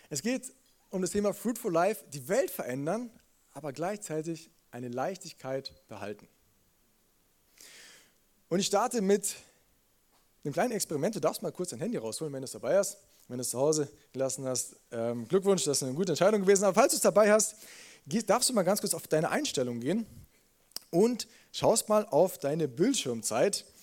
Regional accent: Munich, Bavaria, Germany; als Münchner fühle ich mich in einem Brauhaus sofort wohl.

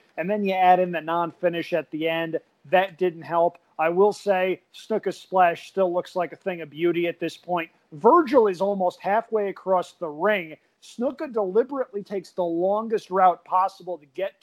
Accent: New York, United States; as a New Yorker

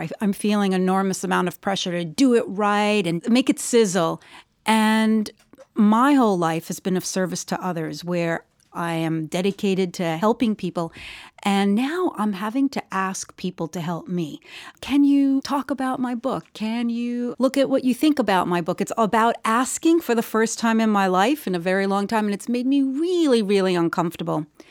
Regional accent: New York, United States; I was born in New York, New York

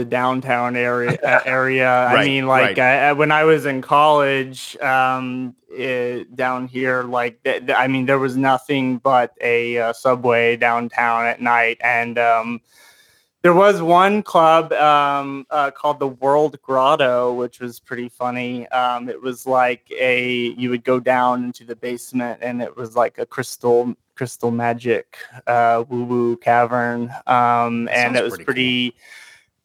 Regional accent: Memphis, Tennessee, United States; moved away as an adult; now in Knoxville, United States; I'm from Tennessee, born and raised. I've come from the other side of the state in Memphis, and grew up there, and then moved to the east side of the state

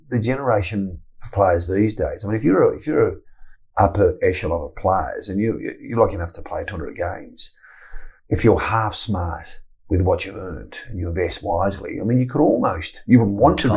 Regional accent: Tasmania, Australia; moved away; I grew up in Tasmania and I had a very, very rich upbringing

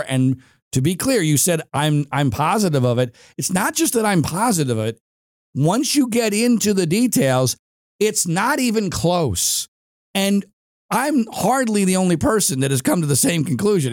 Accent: Philadelphia suburbs, Pennsylvania, United States; now in Los Angeles, United States; I grew up in Pennsylvania

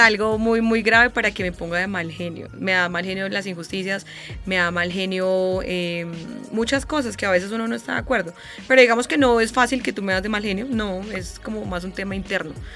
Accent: Boyacá, Colombia; moved away as an adult; now in Bogotá, Colombia; yo siempre me he sentido como muy orgullosa de ser boyacense

